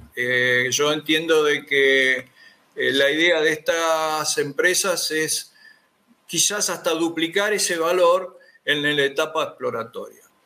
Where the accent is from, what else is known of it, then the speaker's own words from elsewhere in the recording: Comodoro Rivadavia, Chubut, Argentina; los que somos de Comodoro